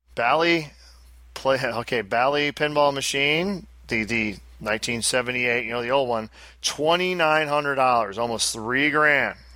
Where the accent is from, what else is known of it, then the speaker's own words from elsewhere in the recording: Albany, New York, United States; accent: thick Albany; I was born in Albany. I have a very thick Albany accent